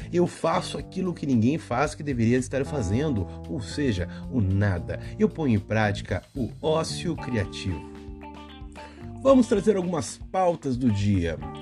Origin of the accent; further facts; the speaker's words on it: Brazil; como um bom brasileiro faz